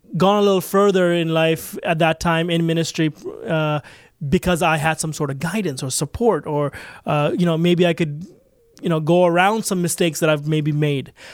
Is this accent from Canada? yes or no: yes; Toronto, Ontario, Canada; I grew up right in Toronto